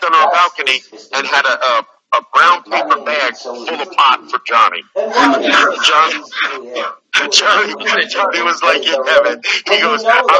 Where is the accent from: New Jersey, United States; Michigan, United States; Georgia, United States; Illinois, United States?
New Jersey, United States; I grew up in New Jersey. Was raised in New Jersey